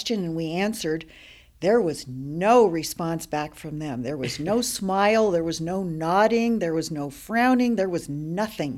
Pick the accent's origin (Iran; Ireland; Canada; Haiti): Canada; moved away as an adult; now in Grinnell, United States; As a Canadian